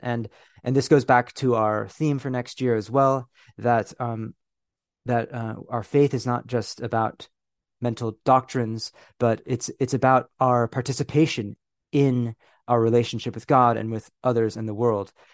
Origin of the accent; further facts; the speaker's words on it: California, United States; moved away as an adult; also born or lived in Philippines; now in United Kingdom; I was born, y, you know, in, in, um, the Philippines. I grew up in California. I'm now living in the United Kingdom.